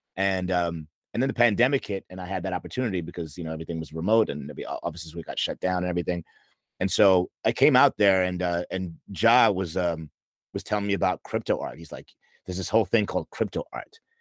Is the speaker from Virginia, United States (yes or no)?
no; New York, United States; moved away as an adult; now in Los Angeles, United States; I'm from New York. Um and I moved to LA in November 2020